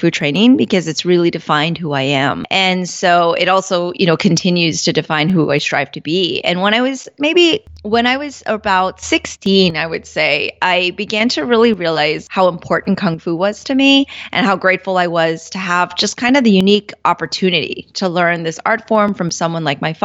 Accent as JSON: {"language": "English", "town": "Orlando", "region": "Florida", "country": "United States", "tie": "born or raised there", "said": "growing up in Orlando, I definitely was a minority"}